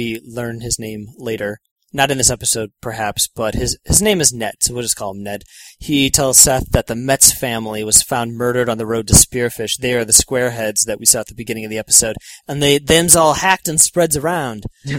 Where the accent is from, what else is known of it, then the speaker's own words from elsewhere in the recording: Toronto, Ontario, Canada; moved away; Etobicoke, Ontario.